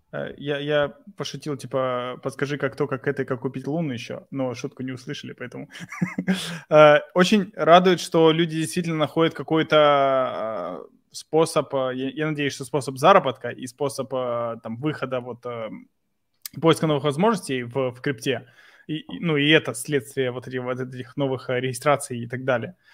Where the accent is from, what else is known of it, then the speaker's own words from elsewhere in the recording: Mykolaiv, Mykolaiv Oblast, Ukraine; Мы географически из Николаева, и мы говорим, э, на русском языке